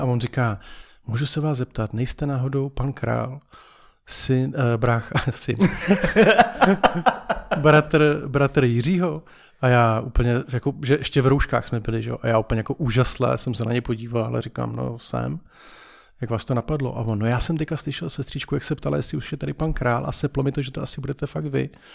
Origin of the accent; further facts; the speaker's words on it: Czechia; že jsme Češi